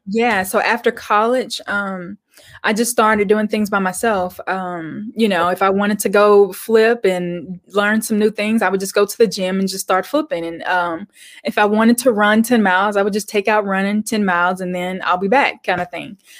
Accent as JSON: {"language": "English", "region": "Arkansas", "country": "United States", "tie": "born or raised there", "also_born_or_lived": "Little Rock", "said": "I grew up in Arkansas. I'm still here."}